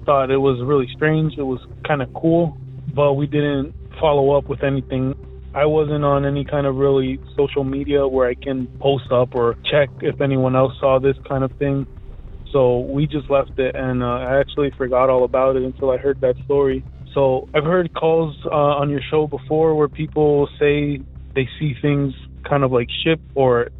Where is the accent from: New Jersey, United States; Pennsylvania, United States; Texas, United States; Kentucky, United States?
New Jersey, United States; Elizabeth; I'm from Elizabeth, New Jersey